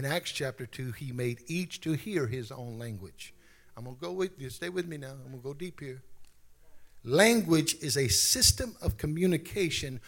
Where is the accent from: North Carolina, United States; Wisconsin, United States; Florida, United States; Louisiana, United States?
Louisiana, United States; Baton Rouge; accent: Louisiana; now in San Antonio, United States; I'm from Baton Rouge, Louisiana."